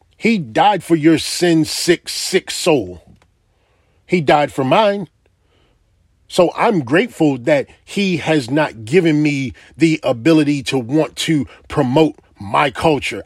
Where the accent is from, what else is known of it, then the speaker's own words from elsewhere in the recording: United States; I am an American